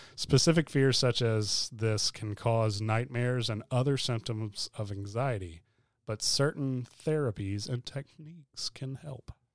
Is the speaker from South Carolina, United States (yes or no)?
yes; Hilton Head, South Carolina, United States; moved away as an adult; I was also born in Hilton Head